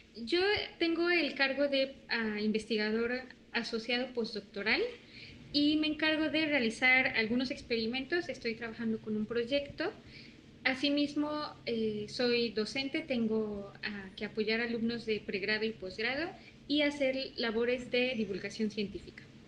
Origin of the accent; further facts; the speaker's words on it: Puebla, Mexico; moved away as an adult; also born or lived in Sinaloa; now in Quintana Roo, Mexico; Puebla, de donde soy originaria, de donde vive mi familia y mis amigos.